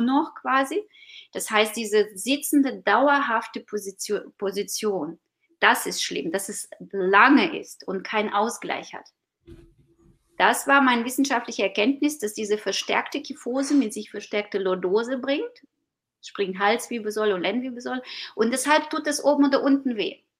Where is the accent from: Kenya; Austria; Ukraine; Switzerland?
Ukraine; German is a second language; now in Germany; ich bin gebürtige Ukrainerin